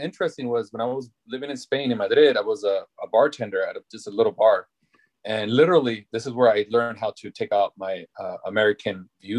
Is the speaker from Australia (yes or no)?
no; England, United Kingdom; No, I just took it like, I was just trying to be funny, like, no, I'm English. Of course I speak English, you know?